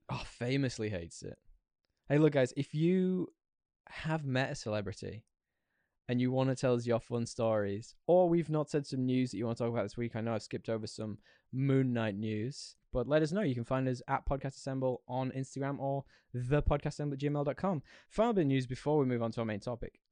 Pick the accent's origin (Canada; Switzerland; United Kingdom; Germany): United Kingdom; Yorkshire and the Humber; where I'm from in the U K, Yorkshire, if anyone has guessed my accent